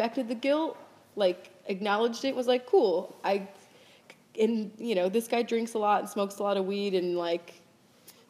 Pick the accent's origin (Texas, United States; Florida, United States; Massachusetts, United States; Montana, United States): Florida, United States; moved away as an adult; also born or lived in Hawaii / France; now in New York, United States; We grew up in Florida